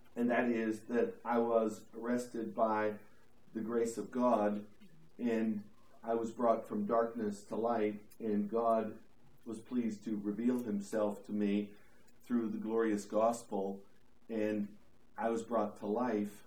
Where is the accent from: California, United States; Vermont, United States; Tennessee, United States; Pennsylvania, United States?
Pennsylvania, United States; DuBois; moved away; I grew up in Du Bois, Pennsylvania.